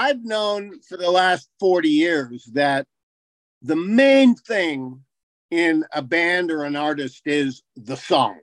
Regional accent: Boulder, Colorado, United States; being a Boulder, Colorado guy

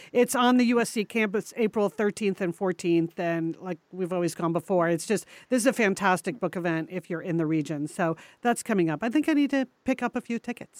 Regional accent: New England, United States; we grew up in New England

